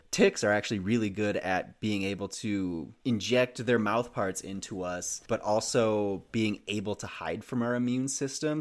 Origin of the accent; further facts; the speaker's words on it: Minnesota, United States; As a, a Minnesotan myself, growing up in the Midwest